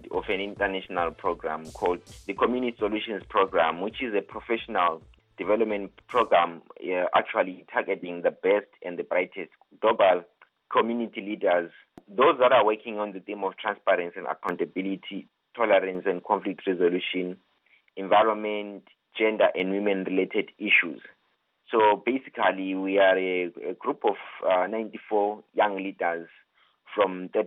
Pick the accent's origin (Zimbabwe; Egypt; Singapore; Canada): Zimbabwe; various uh, African countries, including my home country, Zimbabwe.